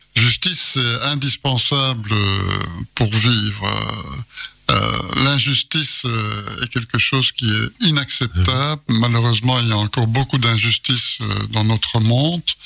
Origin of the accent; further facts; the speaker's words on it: Charleroi, Wallonia, Belgium; Je suis originaire de Gilly